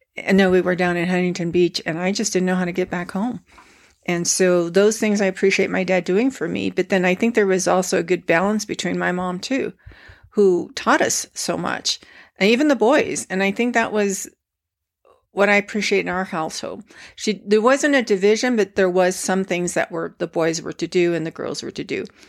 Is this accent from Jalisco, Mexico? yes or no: yes; Guadalajara, Jalisco, Mexico; my parents were born and raised in Guadalajara, as well as my brother